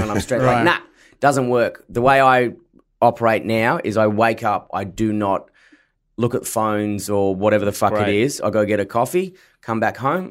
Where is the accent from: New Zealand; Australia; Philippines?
Australia; Forestville; I grew up in Forestville, which is a very shithole area, and a shit school